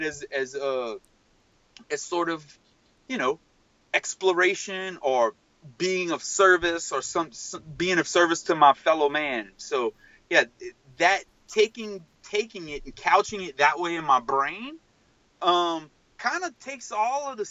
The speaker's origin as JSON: {"language": "English", "area": "Cajun", "region": "Louisiana", "country": "United States", "said": "as a Cajun person"}